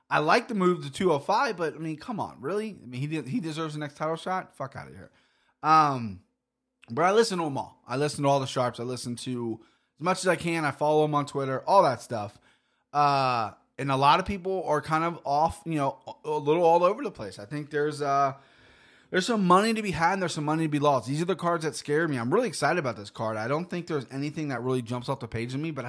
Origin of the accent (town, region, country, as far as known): Cincinnati, Ohio, United States